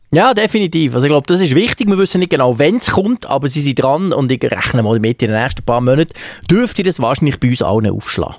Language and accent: German; Switzerland; bei uns in der Schweiz